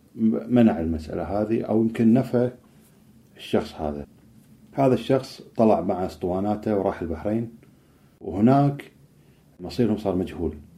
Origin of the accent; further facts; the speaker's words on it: Kuwait; إحنا عندنا في الكويت